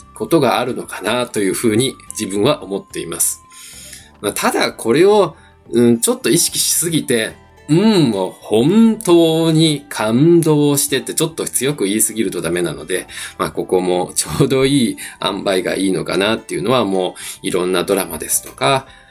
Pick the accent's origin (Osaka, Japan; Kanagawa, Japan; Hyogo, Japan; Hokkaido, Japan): Osaka, Japan; first language Japanese; 自分もですね、あの、大阪出身